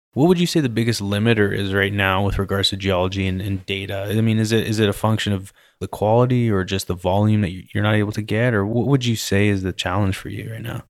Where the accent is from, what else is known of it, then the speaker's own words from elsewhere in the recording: British Columbia, Canada; now in Texas, United States; I grew up in British Columbia